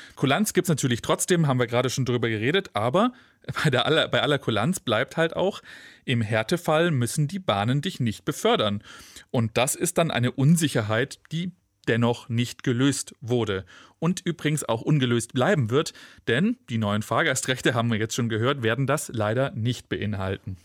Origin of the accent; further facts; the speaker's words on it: Stuttgart, Baden-Württemberg, Germany; von Stuttgart, meiner Heimatstadt, ähm, wo ich geboren bin